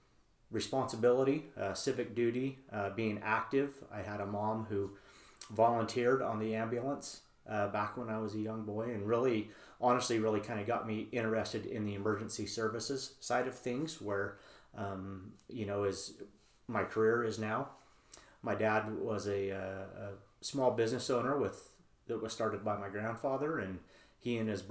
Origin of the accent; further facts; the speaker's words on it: Draper, Utah, United States; now in Herriman, United States; I'm what I like to refer to as really locally born and raised. I actually was born and raised in Draper, so not far from here.